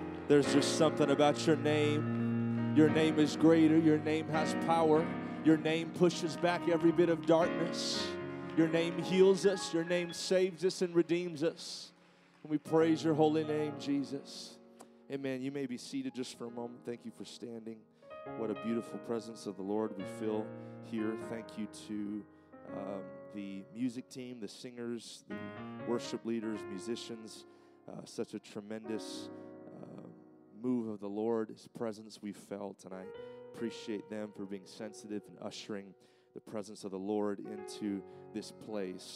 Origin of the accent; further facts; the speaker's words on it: California, United States; moved away; my home state of California